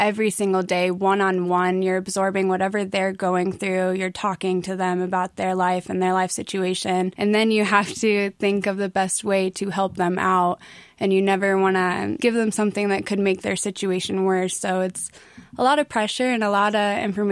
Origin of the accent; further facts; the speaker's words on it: Iowa, United States; moved away as an adult; now in Colorado, United States; I'm from Iowa